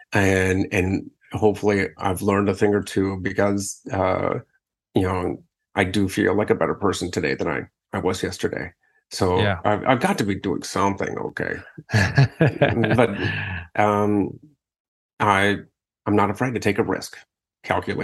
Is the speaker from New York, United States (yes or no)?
no; Akron, Ohio, United States; moved away; my hometown of Akron.